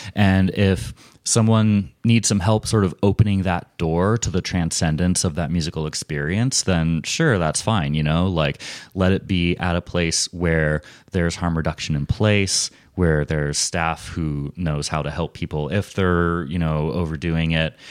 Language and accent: English; United States; also born or lived in Portland, Oregon; as an American